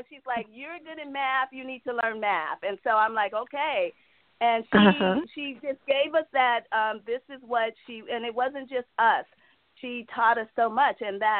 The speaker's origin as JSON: {"language": "English", "town": "Los Angeles", "region": "California", "country": "United States", "tie": "born or raised there", "said": "I was from South Central L.A., and it was tough there."}